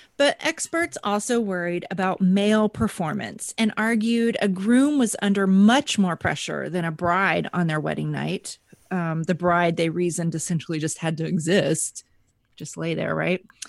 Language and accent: English; Texas, United States; moved away as an adult; now in Buffalo, United States; I grew up, I grew up in Texas.